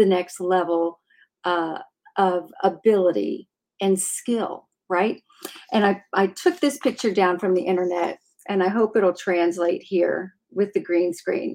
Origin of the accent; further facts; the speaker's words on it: Clarksville, Tennessee, United States; I'm from Clarksville, Tennessee, originally.